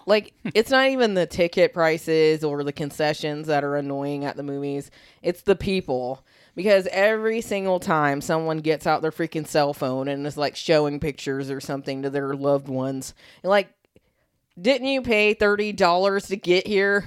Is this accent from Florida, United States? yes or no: yes; Riverview, Florida, United States; My hometown is Riverview